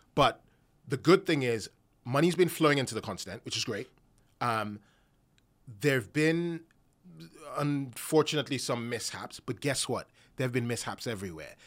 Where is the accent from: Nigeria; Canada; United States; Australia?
Nigeria; Nigerian myself